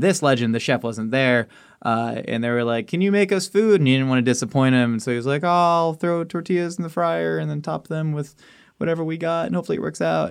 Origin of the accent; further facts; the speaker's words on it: California, United States; also born or lived in Maryland / Kansas City, Missouri; I was born in Maryland, then at three months, I went to Kansas City, Missouri, and lived there till I was four. Did one year of preschool in K C Mo, and then came to California